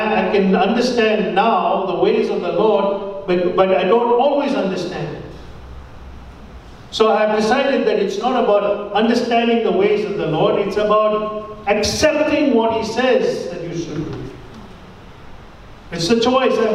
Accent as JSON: {"language": "English", "country": "India", "said": "my status as an Indian"}